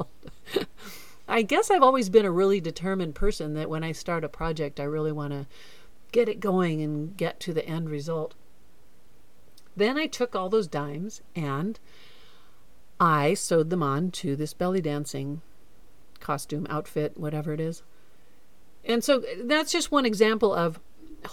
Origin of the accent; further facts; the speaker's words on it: Florida, United States; also born or lived in Newport Beach, California / Boulder, Colorado; now in Hawaii, United States; I grew up in Florida